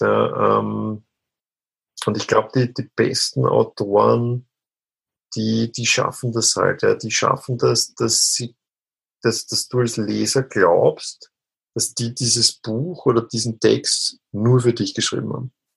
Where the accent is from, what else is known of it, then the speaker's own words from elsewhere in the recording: Austria; so als ganz klassischer Österreicher einfach äh, in meiner Kindheit dreimal am Tag äh, Fleisch gegessen